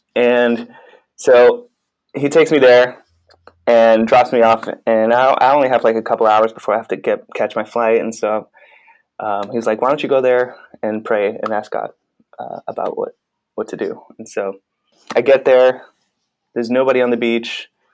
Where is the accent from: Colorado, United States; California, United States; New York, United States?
New York, United States; moved away as an adult; now in San Francisco, United States; I'm from New York